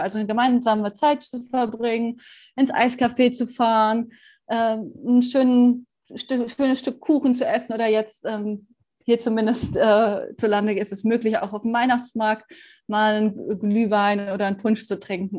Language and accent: German; Bonn, North Rhine-Westphalia, Germany; in meiner Heimatstadt äh, in Bonn